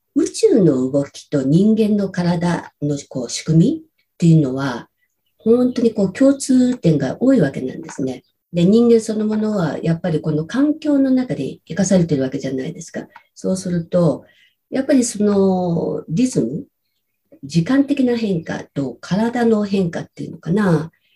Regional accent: rural Saitama, Japan; moved away as an adult; also born or lived in Tokyo; 埼玉のど田舎です。

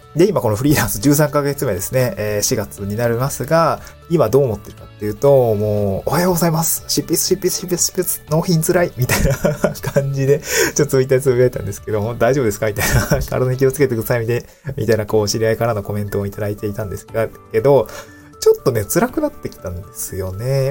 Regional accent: Niigata, Japan; moved away as an adult; also born or lived in Aomori / Tokyo; now in Awaji Island, Japan; 僕はもともと新潟出身で

